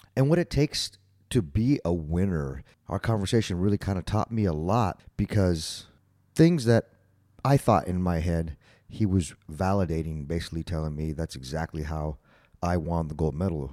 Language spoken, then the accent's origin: English; El Paso, Texas, United States; We're from El Paso